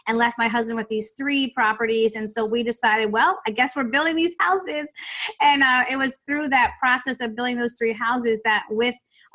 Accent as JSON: {"language": "English", "town": "Virginia Beach", "region": "Virginia", "country": "United States", "tie": "born or raised there", "said": "I grew up in Virginia Beach, Virginia"}